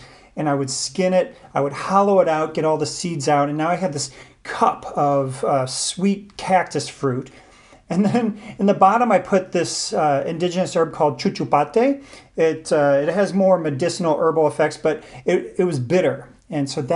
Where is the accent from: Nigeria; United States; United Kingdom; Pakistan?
United States; St. Louis, Missouri; I'm born and raised in St. Louis